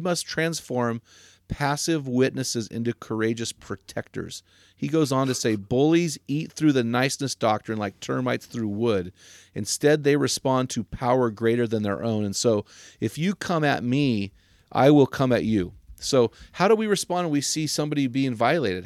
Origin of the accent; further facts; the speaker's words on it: United States; I, as an American